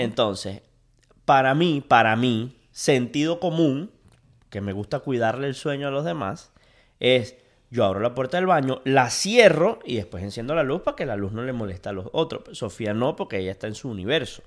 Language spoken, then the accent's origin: Spanish; Venezuela; now in United States; Soy, sigo siendo venezolano, pero quiero ser americano